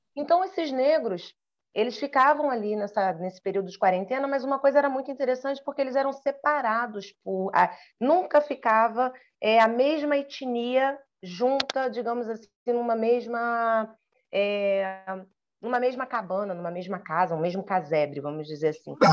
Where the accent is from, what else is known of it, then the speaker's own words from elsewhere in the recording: Brazil; eu falava que era do Brasil